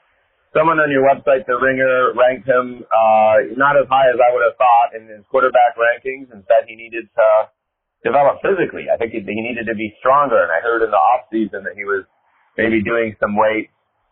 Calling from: Atlanta, Georgia, United States; calling from Atlanta.

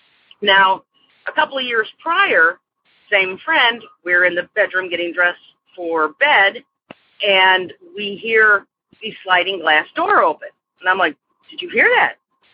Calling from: Aurora, Illinois, United States; I'm calling from Aurora, Illinois.

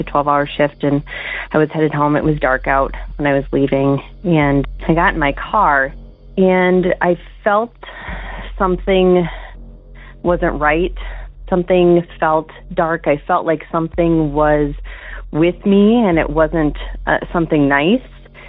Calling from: Wisconsin, United States; Hey, Derek. I'm calling from Wisconsin, and I'm calling about something that had happened to me a couple of years ago.

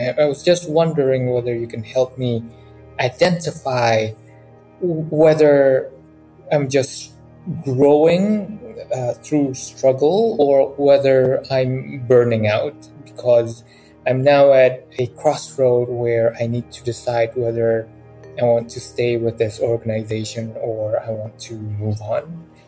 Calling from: Dakar, Senegal; I'm calling from Dakar, Senegal.

